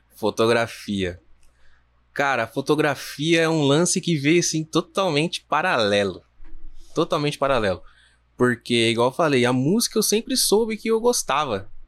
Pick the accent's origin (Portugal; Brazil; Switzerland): Brazil; Jundiaí, São Paulo; a gente é de Jundiaí